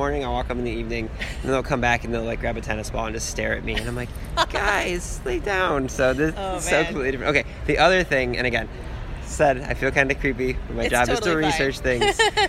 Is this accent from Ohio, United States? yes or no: yes; Cleveland, Ohio, United States; I'm from Cleveland.